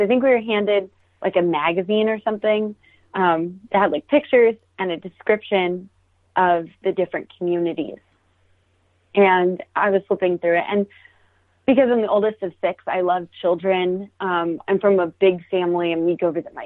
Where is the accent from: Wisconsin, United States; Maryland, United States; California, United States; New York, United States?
Maryland, United States; I grew up in Maryland, kind of in a farming area